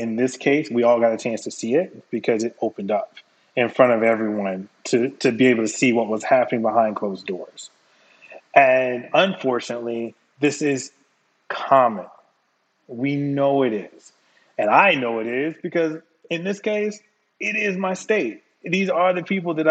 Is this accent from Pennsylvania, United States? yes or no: no; North Carolina, United States; I'm born and raised in North Carolina.